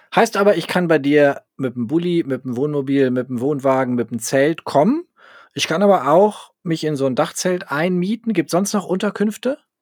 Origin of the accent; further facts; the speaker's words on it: Northern Germany, Germany; als Norddeutscher wie ich